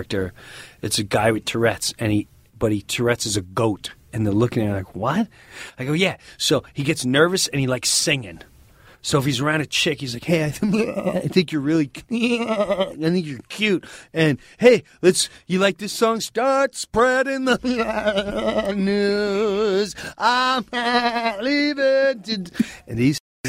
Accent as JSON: {"language": "English", "area": "Long Island", "region": "New York", "country": "United States", "tie": "born or raised there", "said": "I'm Long Island"}